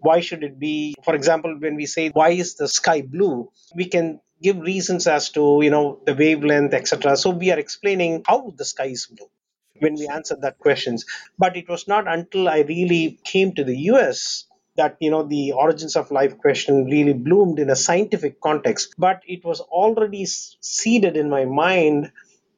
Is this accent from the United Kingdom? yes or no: no; Chennai, Tamil Nadu, India; moved away; I was born in India, a port city called Chennai